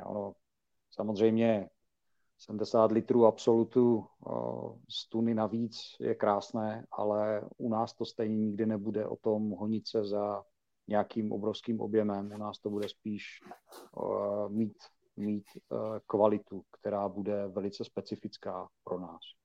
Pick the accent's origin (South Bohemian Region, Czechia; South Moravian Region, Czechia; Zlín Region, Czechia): Zlín Region, Czechia; Uherské Hradiště; now in Olomouc, Czechia; vyrostl na víně a na slivovici, protože pocházím z Hradiště, nebo z Jarošova konkrétně